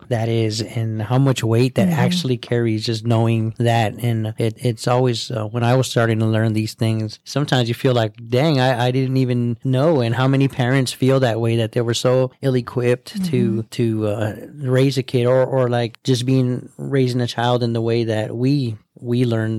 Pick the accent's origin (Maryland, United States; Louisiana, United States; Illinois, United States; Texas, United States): Texas, United States; Alice; I grew up in a small town, a small city called Alice, Texas, and we're known as the birthplace of Tejano music.